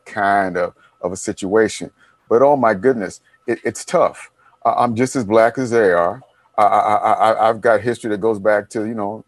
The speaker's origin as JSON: {"language": "English", "town": "Detroit", "region": "Michigan", "country": "United States", "tie": "born or raised there", "said": "my friends I grew up with in Detroit. On the block, I'm probably the only one left alive from that block."}